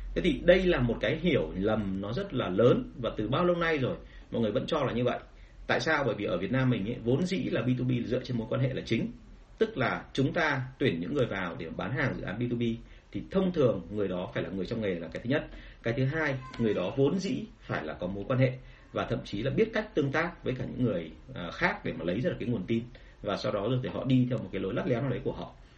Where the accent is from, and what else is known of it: Vietnam